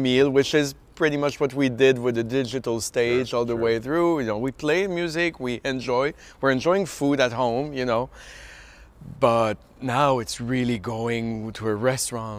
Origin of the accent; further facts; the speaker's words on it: Canada; now in Philadelphia, United States; as a Canadian, of course I feel like an adopted Philadelphian now